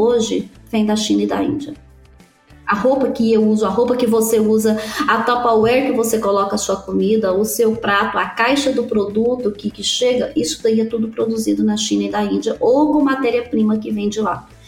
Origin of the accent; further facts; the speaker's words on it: Brazil; moved away as an adult; also born or lived in United States; quando a gente saiu do Brasil